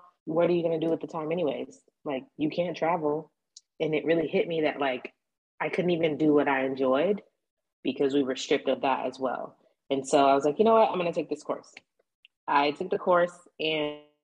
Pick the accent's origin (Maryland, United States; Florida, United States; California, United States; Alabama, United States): Florida, United States; moved away as an adult; now in Dallas, United States; I am originally from Florida. I lived in Florida most of my life. I just recently moved to Dallas, Texas.